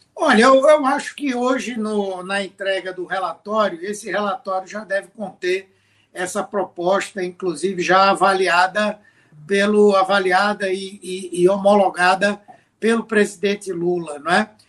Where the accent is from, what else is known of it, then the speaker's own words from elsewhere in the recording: Pernambuco, Brazil; como pernambucano, como senador do estado